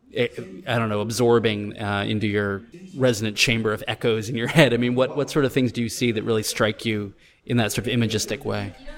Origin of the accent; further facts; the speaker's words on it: United States; myself visiting uh, Vietnam as an American